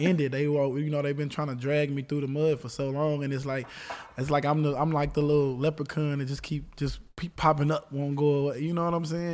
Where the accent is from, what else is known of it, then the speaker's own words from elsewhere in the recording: Texas, United States; I'm from Texas